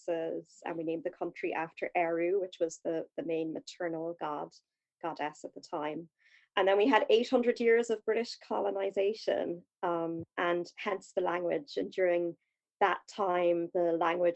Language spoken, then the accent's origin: English; Ireland; I'm Irish